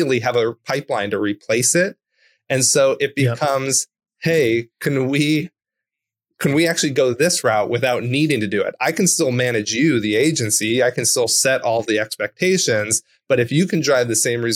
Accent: Orange County, California, United States; I grew up in Orange County, California.

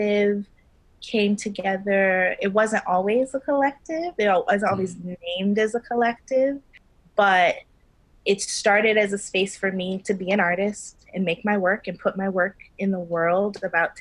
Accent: Baltimore, Maryland, United States; moved away as an adult; now in New York City, United States; I am from originally Baltimore, Maryland

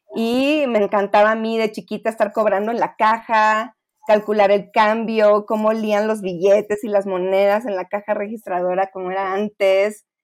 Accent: Monterrey, Nuevo León, Mexico; now in Mexico City, Mexico; yo también soy foránea, soy de Monterrey

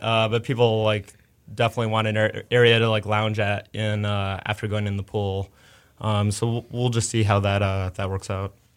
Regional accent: Chicago, Illinois, United States; moved away as an adult; also born or lived in New York; now in Houston, United States; I grew up in Chicago

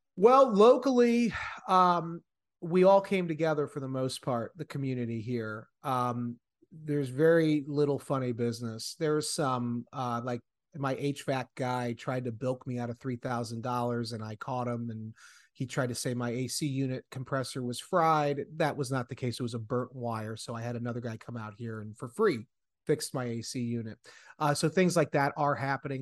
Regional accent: area hit by Hurricane Ian, Florida, United States; my hometown is right where this hurricane was hitting

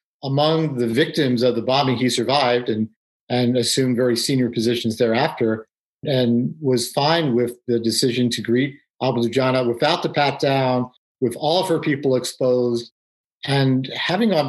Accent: New York City, New York, United States; moved away; I grew up in New York City

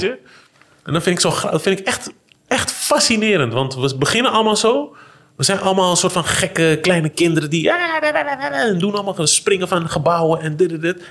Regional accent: Amsterdam, North Holland, Netherlands; waar ik ben opgegroeid in, eh, de Vogelbuurt in, eh, Holendrecht.

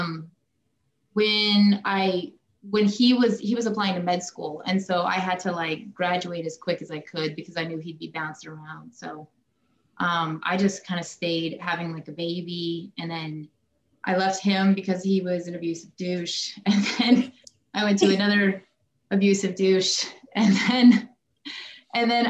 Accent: Idaho Falls, Idaho, United States; I grew up in Idaho Falls, Idaho

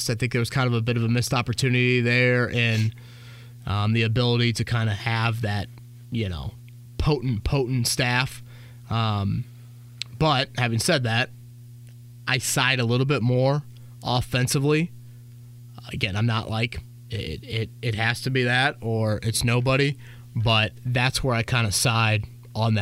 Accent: Indiana, United States; We're from Indiana.

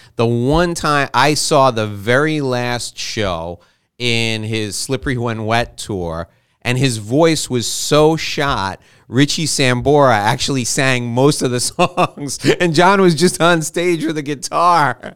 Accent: New York, United States; I was born and raised in New York

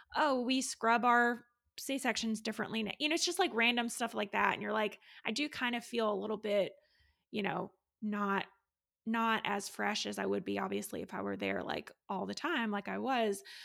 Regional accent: Raleigh, North Carolina, United States; I am a labor and delivery nurse from Raleigh, North Carolina

